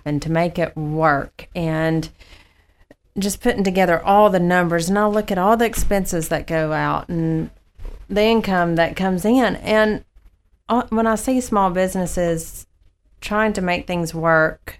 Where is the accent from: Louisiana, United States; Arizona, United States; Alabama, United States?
Alabama, United States; Birmingham; moved away as an adult; I'm originally from Birmingham, Alabama